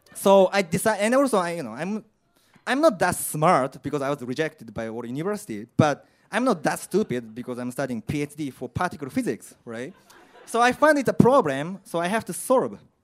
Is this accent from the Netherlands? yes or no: no; Japan; English is a second language; moved away as an adult; also born or lived in Indiana, United States / Chicago, United States; now in London, United Kingdom; I'm from Japan, I'm Asian